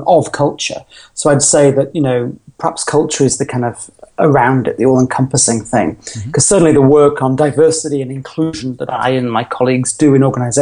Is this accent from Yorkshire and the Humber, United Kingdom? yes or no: yes; Yorkshire and the Humber, United Kingdom; now in London, United Kingdom; I am originally from Yorkshire in the north of England, but I live and work and based out of London